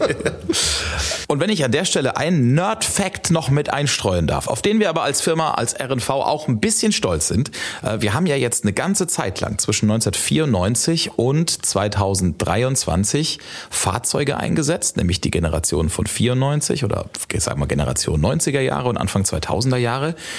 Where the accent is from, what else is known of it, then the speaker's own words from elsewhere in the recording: Ludwigshafen, Rhineland-Palatinate, Germany; Ich bin in Rheingönheim aufgewachsen